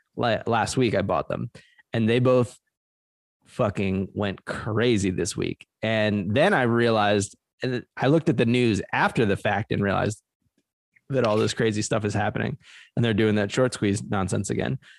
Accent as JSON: {"language": "English", "town": "Trenton", "region": "New Jersey", "country": "United States", "tie": "born or raised there", "moved": "yes", "said": "I was born in Trenton, New Jersey. That's my home city, the capital of New Jersey."}